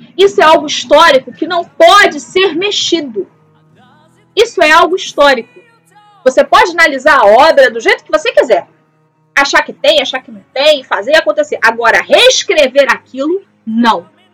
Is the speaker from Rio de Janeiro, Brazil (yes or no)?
yes; Rio de Janeiro, Brazil; eu sou do Rio de Janeiro, eu falo isso com propriedade porque eu sou do Rio de Janeiro